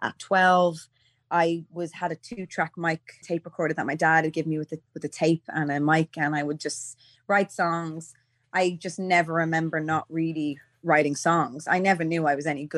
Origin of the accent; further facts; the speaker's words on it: Dublin, Leinster, Ireland; I'm from Donamead